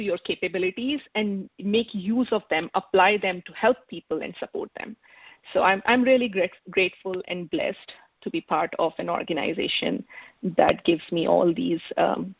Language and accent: English; India; moved away as an adult; now in Seattle, United States; I am from India, but I moved to United States almost 21 years back.